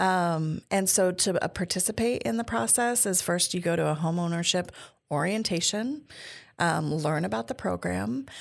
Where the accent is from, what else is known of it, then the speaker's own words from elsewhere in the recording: Tacoma, Washington, United States; I grew up here in Tacoma Pierce County